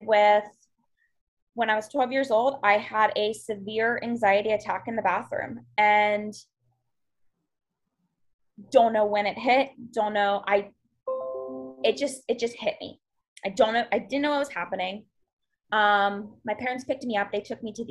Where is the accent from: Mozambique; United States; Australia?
United States; Western Maryland; I am from Maryland, originally from a small little town in Western Maryland, but I'm a little bit closer to Baltimore now